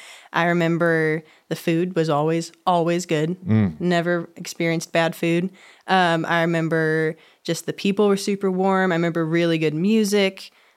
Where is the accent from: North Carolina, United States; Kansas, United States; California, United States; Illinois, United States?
Illinois, United States; Chicago; born there; I was born in Chicago, Illinois.